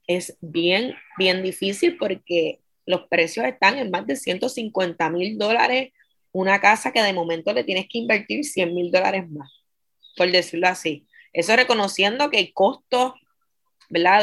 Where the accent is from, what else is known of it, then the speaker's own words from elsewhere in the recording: Vieques, Puerto Rico; also born or lived in Fajardo; Yo nací en Fajardo para 1993, ¿verdad? Para esa fecha las mujeres viequenses no podían dar a luz en Vieques, así que, ¿verdad? A mi mamá le tocó este, cruzar el charco y dar a luz en Vieques, pero ya los tres días de haber nacido ella estaba en Vieques. Así que yo me crié en Vieques eh, toda mi vida